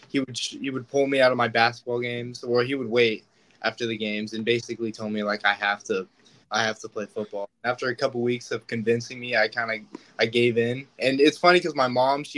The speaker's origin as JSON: {"language": "English", "town": "Brentwood", "region": "California", "country": "United States", "tie": "born or raised there", "said": "I grew up in Brentwood, Northern California"}